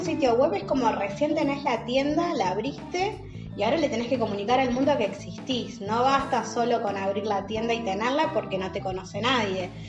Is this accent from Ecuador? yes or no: no; Uruguay; yo que soy uruguaya.